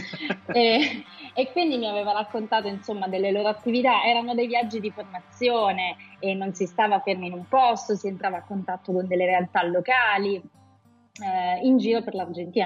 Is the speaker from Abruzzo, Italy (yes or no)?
yes; Abruzzo, Italy; io sono nata in Abruzzo, e ho un legame molto forte con questa regione